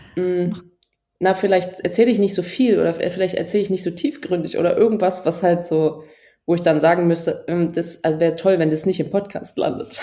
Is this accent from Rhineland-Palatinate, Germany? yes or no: yes; Trier, Rhineland-Palatinate, Germany; in Trier, wo ich aufgewachsen bin